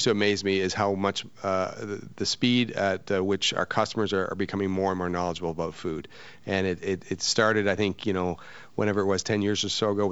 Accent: New Brunswick, Canada; moved away as an adult; also born or lived in Vancouver / Canadian Rockies / Bermuda / Toronto; now in New York City, United States; I'm from Canada originally, and I worked. I grew up on the East Coast, New Brunswick, okay. A small town

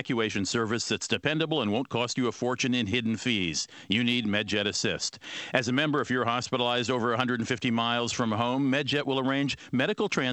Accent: United States; I as an American

